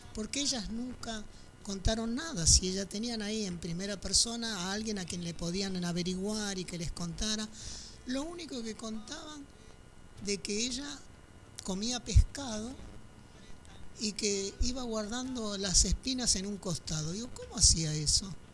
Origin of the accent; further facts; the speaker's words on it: Argentina; yo soy sexta generación de afros argentinos